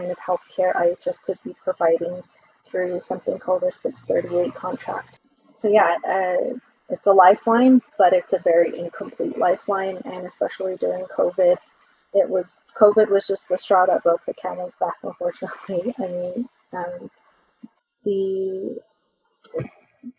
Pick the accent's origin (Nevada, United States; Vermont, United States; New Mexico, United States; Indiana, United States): New Mexico, United States; Laguna Pueblo; now in Albuquerque, United States; I am from the Mascuero Apache tribe and Laguna Pueblo, which is where I grew up. Currently, I reside on Tiwa territory in Albuquerque